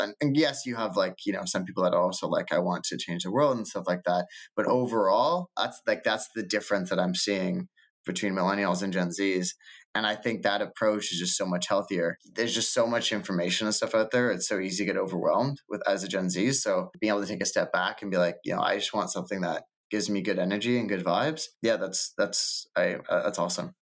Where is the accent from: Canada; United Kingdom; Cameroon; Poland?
Canada; also born or lived in Toronto / Lisbon / New York; as a Canadian